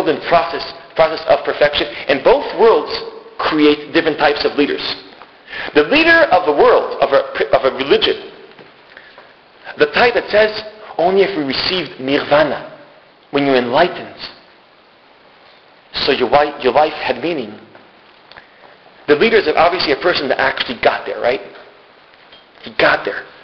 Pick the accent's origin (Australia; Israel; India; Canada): Israel; I'm Israeli. And don't let my accent, I fake a good accent.